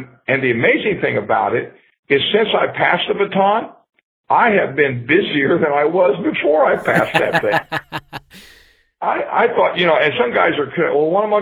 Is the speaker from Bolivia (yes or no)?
no; Ohio, United States; now in Florida, United States; I grew up in Ohio